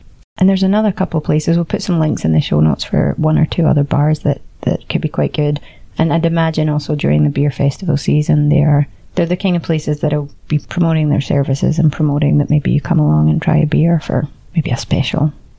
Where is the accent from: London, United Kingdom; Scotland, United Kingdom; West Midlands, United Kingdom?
Scotland, United Kingdom; now in Barcelona, Spain